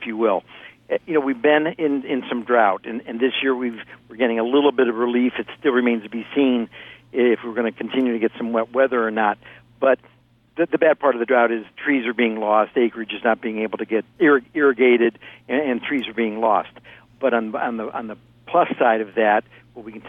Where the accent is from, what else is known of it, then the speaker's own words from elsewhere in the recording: Ohio, United States; now in California, United States; I grew up in Ohio right next to you in Indiana